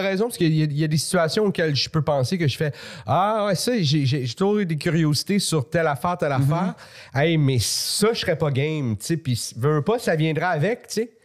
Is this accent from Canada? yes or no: yes; Laval, Quebec, Canada; also born or lived in Montreal; je suis né à Montréal. Jusqu'à 9 ans, j'étais à Montréal, mais après ça, c'était où ah on était, c'était la banlieue